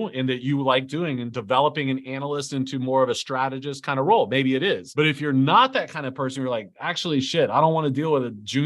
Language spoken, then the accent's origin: English; Lower Alabama, United States; I'm from Lower Alabama